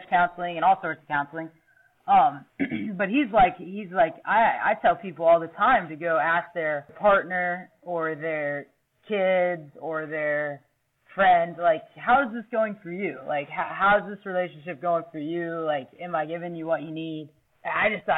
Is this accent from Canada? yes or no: no; Ohio, United States; I grew up here in Ohio, three-sport athlete in high school.